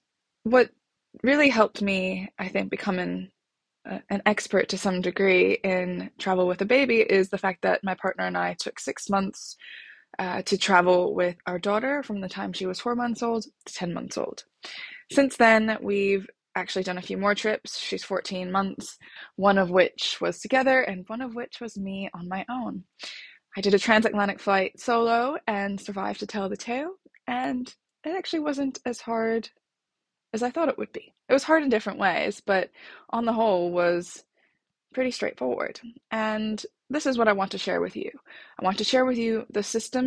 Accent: United States; now in London, United Kingdom; I'm a American living in London.

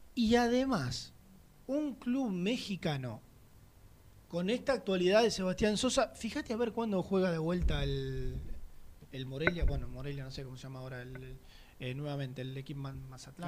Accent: Argentina; nosotros como argentinos

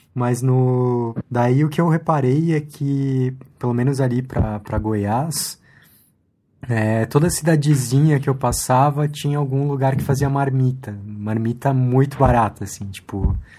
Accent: Chile; now in Brazil; eu sou chileno

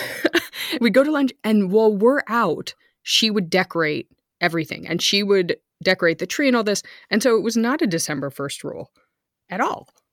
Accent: outside San Francisco, California, United States; moved away as an adult; also born or lived in Texas; now in Germany; we lived outside of San Francisco

